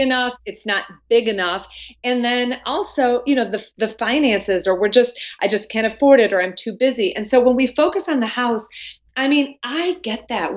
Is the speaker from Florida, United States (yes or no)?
no; Wisconsin, United States; now in North Carolina, United States; born and raised in Wisconsin